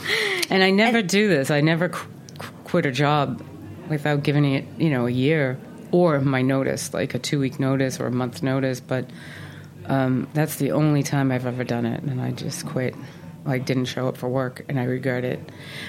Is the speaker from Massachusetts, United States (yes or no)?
yes; Boston, Massachusetts, United States; Well, I grew up, you know, really in a humble household, as they say. My mother was widowed She had six children, and then she remarried, and we have seven. She had seven.